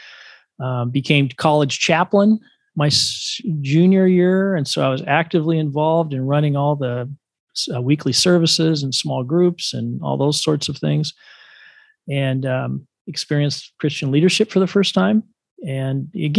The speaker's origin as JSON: {"language": "English", "town": "Dallas", "region": "Oregon", "country": "United States", "tie": "born or raised there", "said": "the church that I grew up in as a young person in a small town called Dallas, Oregon, just 10 miles west of the capital of Oregon, Salem."}